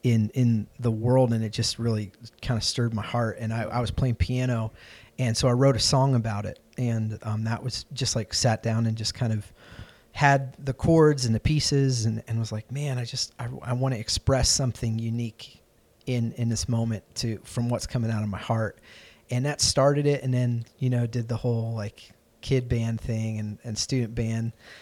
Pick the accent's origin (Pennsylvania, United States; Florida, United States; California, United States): Pennsylvania, United States; Lancaster; also born or lived in Chicago / Ohio; my family moved around a good bit when I was growing up, so I was born in Chicago, and we just started making a beeline east. So I was in Ohio for a little bit, and then we moved outside of Philadelphia to Lancaster, Pennsylvania.